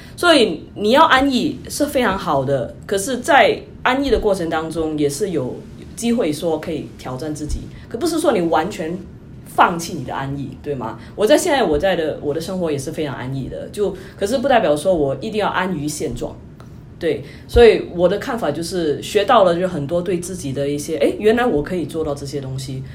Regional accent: Singapore; moved away as an adult; also born or lived in New York, United States; now in United States; 我是新加坡人，就，呃，在二零一一年就来到美国

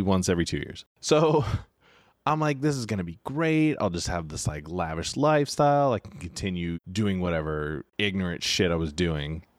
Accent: Sacramento, California, United States; moved away as an adult; I grew up in Sacramento, which is Northern California

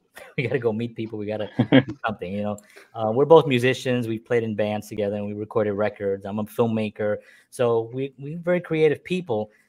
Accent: New York City, New York, United States; we're from the South Bronx. We grew up with like nothing

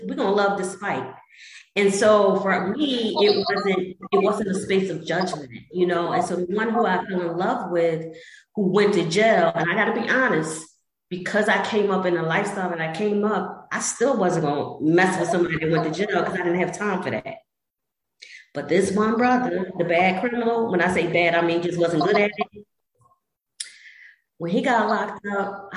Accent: Philadelphia, Pennsylvania, United States; growing up in Southwest Philly

